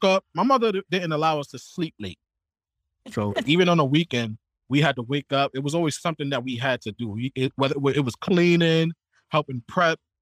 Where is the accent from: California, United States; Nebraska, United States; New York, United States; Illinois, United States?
New York, United States; New York City; now in Portland, Maine, United States; I'm from the Bronx, New York. I grew up about 5 blocks away from Yankee Stadium